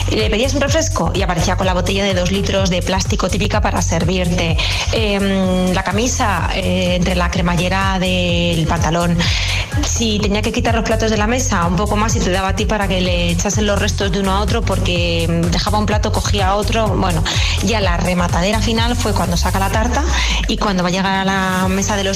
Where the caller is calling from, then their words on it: Zaragoza, Aragon, Spain; Hola, soy … de Zaragoza.